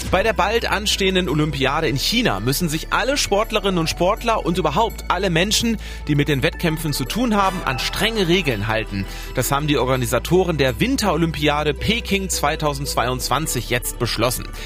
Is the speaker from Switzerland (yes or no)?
no; Germany; Bei uns in Deutschland